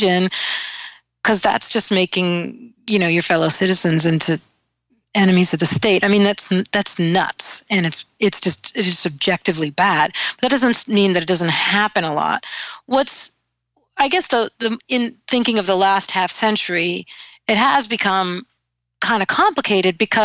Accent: New England, United States; I so am a New Englander. Like, I understand myself as a New Englander.

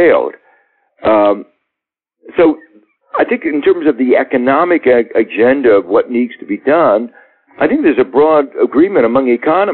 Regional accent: Midwest, United States; maybe I'm a Midwesterner

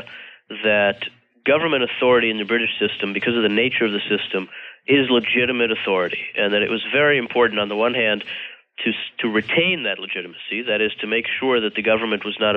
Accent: United States; We're American conservatives

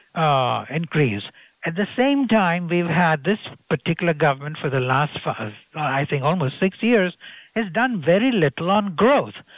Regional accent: Gujarat, India; I come from Gujarat state

